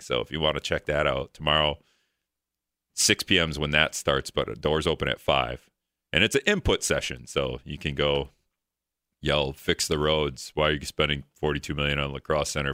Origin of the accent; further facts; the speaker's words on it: Greenville, Wisconsin, United States; also born or lived in Hortonville; now in La Crosse, United States; I'm from Greenville. originally